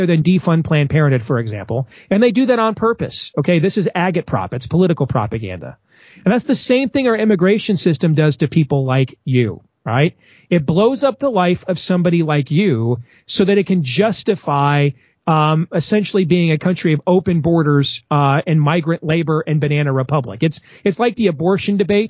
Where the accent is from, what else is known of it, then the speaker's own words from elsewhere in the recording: Iowa, United States; my home state of Iowa